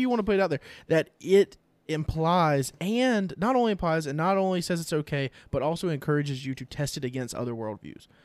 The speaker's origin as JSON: {"language": "English", "country": "United States", "said": "as American Christians"}